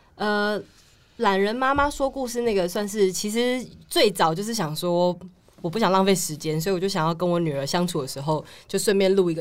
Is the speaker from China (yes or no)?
no; Taichung, Taiwan; moved away; 我是嗯。台中人